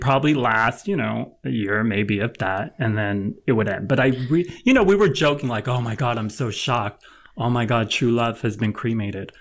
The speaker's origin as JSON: {"language": "English", "town": "Los Angeles", "region": "California", "country": "United States", "said": "I'm from L"}